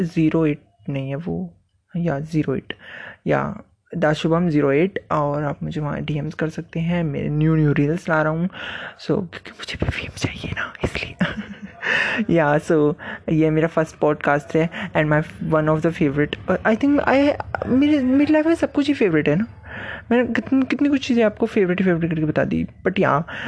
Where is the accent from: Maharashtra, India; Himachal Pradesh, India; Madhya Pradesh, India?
Himachal Pradesh, India; मैं हिमाचल से हूँ